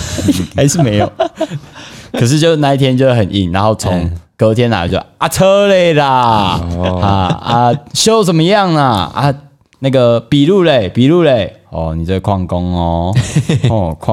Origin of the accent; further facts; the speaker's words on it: Taiwan; 然后我说：“嘿，我台湾人，我要讲一下不太认凳的台语这样子